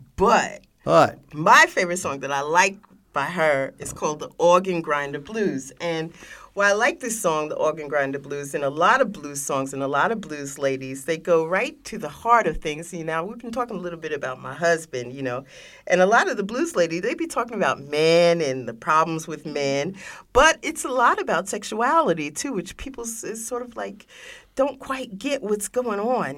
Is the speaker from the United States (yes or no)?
yes; New York City, New York, United States; I was born in Harlem